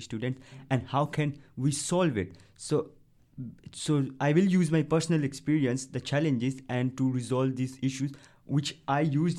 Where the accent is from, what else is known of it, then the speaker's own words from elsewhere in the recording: Pakistan; English is a second language; moved away as an adult; now in Birmingham, United Kingdom; I'm a foreigner student, and I came from Pakistan.